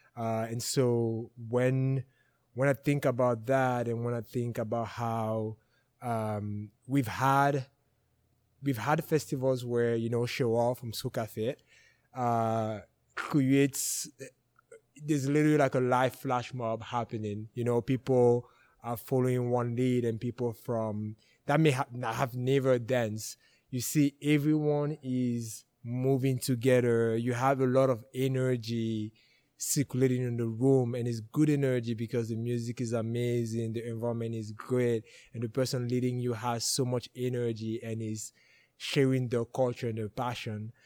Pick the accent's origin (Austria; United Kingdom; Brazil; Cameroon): Cameroon; West; also born or lived in Bafang; now in Edmonton, Canada; I was born and raised in Cameroon